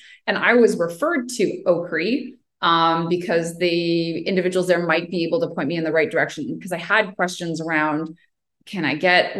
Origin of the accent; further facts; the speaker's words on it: Ottawa, Ontario, Canada; And we can't get to the debate competition in Toronto and we're from Ottawa.